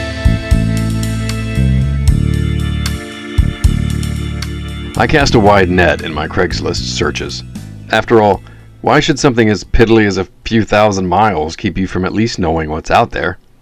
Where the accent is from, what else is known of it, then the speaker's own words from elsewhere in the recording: near North Dallas, Texas, United States; moved away; near my hometown, where my mom still lives